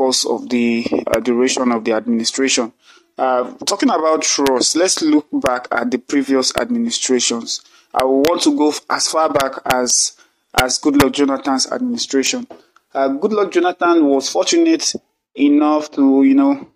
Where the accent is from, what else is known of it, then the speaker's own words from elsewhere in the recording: Nigeria; as a Nigerian